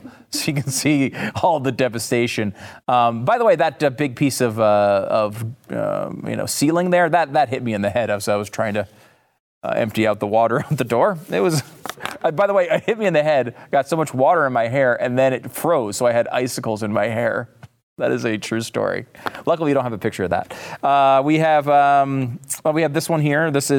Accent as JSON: {"language": "English", "region": "Northeast", "country": "United States", "lives_now": "Texas, United States", "said": "I will say, and I have to admit, I'm from the Northeast. If I still lived up there, I would be mocking this relentlessly."}